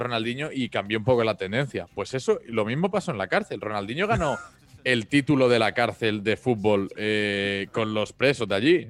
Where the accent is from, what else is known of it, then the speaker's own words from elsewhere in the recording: Mallorca, Balearic Islands, Spain; yo soy de Mallorca